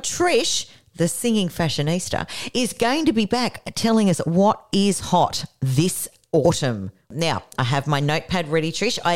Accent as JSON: {"language": "English", "town": "Canberra", "region": "Australian Capital Territory", "country": "Australia", "tie": "born or raised there", "moved": "yes", "lives_now": "Newcastle, Australia", "said": "I was born in Canberra."}